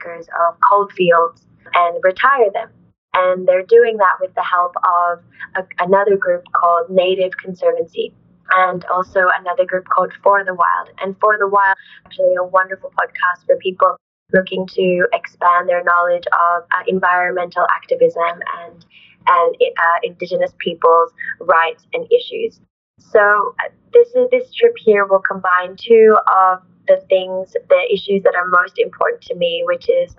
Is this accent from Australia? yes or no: yes; Australia; also born or lived in Huánuco, Peru; we immigrated to Australia when I was two, my mom raised me with a lot of ancestral pride